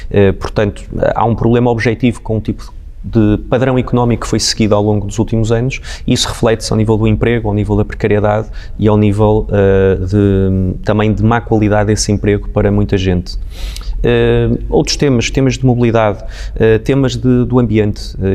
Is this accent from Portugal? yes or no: yes; Porto, Norte, Portugal; enquanto também portuense